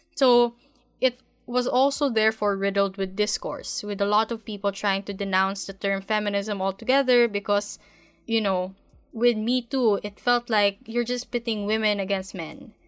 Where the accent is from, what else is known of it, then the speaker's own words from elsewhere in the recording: Philippines; being a Filipino woman